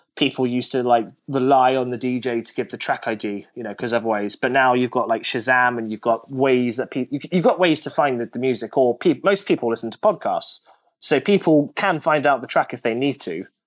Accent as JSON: {"language": "English", "country": "United Kingdom", "said": "I'm British"}